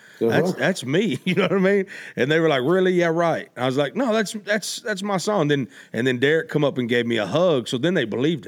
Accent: Arkansas, United States; also born or lived in Memphis, Tennessee; I was born in Memphis, and I was raised in Arkansas

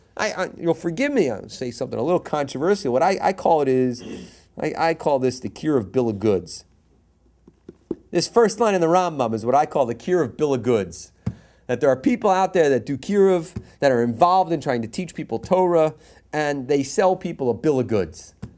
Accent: East Coast, United States; now in Los Angeles, United States; I'm from the East Coast.

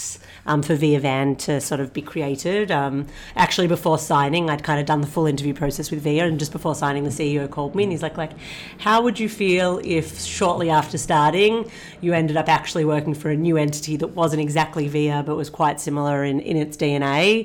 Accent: Australia; moved away as an adult; also born or lived in United States / Singapore; I'm originally Australian

